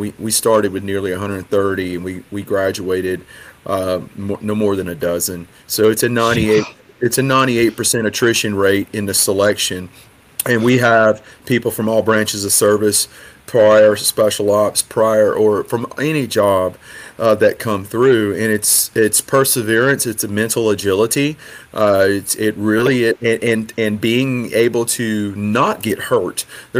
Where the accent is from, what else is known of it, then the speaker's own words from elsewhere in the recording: Biloxi, Mississippi, United States; I remember seeing the ocean for the first time as a boy growing up in Biloxi